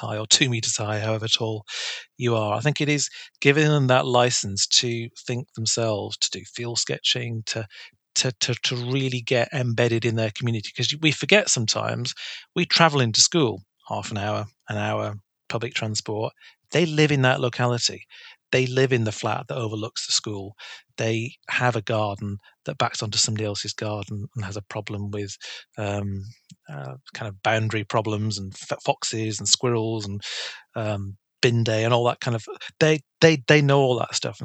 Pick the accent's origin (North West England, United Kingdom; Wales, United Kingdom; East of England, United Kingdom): North West England, United Kingdom; Bolton; now in South of England, United Kingdom; I'm from Bolton, so Wigan is quite close in Greater Manchester.